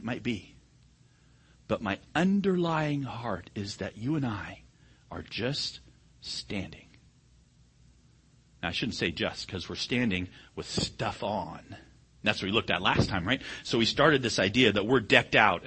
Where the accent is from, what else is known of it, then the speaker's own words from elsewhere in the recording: United States; I'm an American